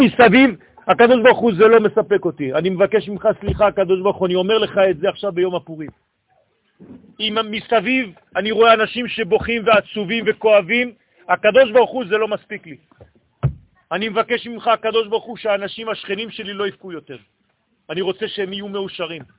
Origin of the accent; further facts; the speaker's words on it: Israel; אני גם נולדתי פה